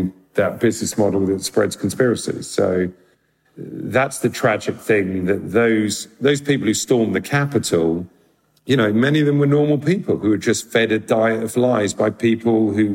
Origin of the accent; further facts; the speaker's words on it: London, United Kingdom; I grew up in London, in Northwest London